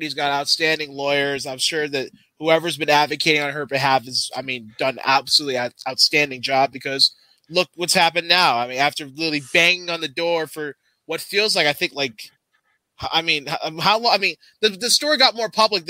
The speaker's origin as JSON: {"language": "English", "country": "United States", "said": "as an American"}